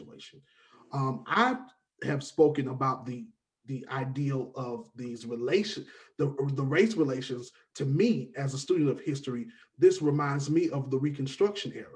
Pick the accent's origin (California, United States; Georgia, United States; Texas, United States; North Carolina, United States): Georgia, United States; Atlanta; also born or lived in Savannah / Cartersville; I'm from Atlanta, born and raised